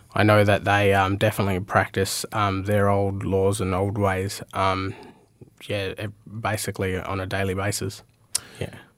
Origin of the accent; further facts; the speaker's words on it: Meekatharra, Western Australia, Australia; moved away; also born or lived in Port Hedland / Mount Magnet; I was I was born in Port Hedland, um, raised in Meekatharra and Mount Magnet, and then I spent, uh, came here and spent about, uh, twelve years or thirteen years here now.